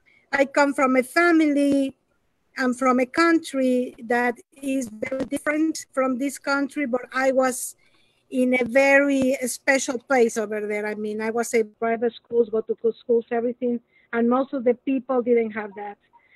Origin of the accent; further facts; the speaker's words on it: Mexico; now in United States; You know, I was born in Mexico, even though my parents are from Spain.